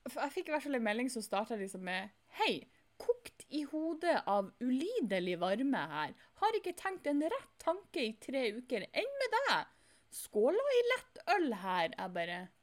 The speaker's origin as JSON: {"language": "Norwegian", "region": "Northern Norway", "country": "Norway", "said": "jeg er nordlending"}